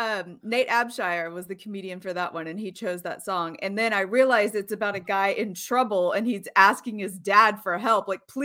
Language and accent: English; Houston, Texas, United States; I grew up in Houston, Texas. I cannot escape classic country.